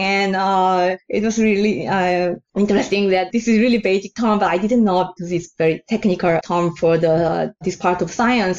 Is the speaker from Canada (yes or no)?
no; South Korea; now in New York, United States; I'm originally from South Korea, the country of soju's origins